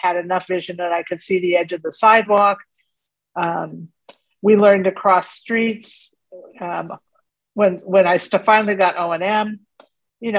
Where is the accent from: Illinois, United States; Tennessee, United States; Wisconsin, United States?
Illinois, United States; Waukegan; also born or lived in Cleveland, Ohio / Pittsburgh / Western New York / New York City; now in Charlotte, United States; I was born in Cleveland, Ohio, and grew up in Waukegan, Illinois